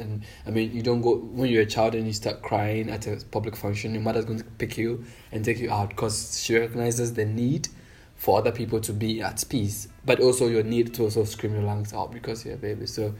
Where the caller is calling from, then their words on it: Accra, Greater Accra, Ghana; I'm speaking from Accra.